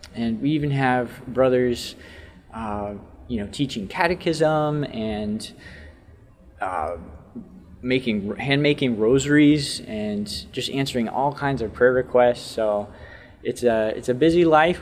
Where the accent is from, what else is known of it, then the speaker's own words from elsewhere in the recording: Texas, United States; now in Saint Paul, Minnesota, United States; I hail from Texas originally